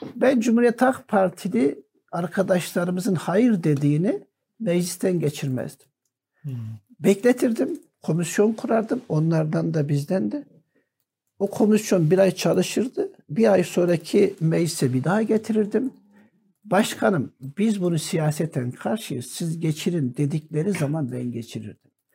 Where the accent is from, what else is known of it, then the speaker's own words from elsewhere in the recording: Antakya, Hatay, Turkey; Bizim Antakya Ova Halep Sancağı'na bağlıydı.